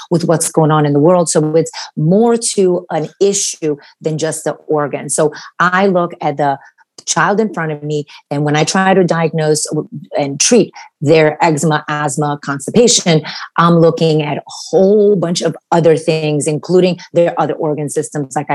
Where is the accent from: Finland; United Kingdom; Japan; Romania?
Romania; moved away; actually I'm from Romania and my family immigrated here in 1984 so we escaped communism